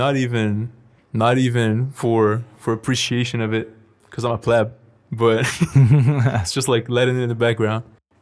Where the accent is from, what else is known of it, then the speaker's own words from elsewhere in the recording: Brazil; I'm from Brazil.